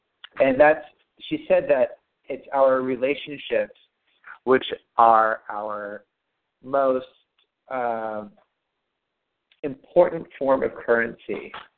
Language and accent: English; United States; we're all American living in Southern California.